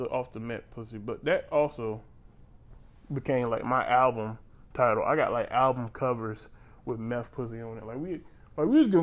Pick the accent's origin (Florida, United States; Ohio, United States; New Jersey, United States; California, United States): Florida, United States; Panama City; I'm from Florida, I'm from Panama City